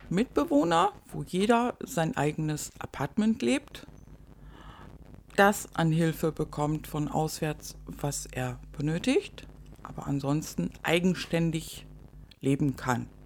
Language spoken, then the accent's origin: German; North Rhine-Westphalia, Germany; aus meiner alten Heimat. Ich komme aus Nordrhein-Westfalen.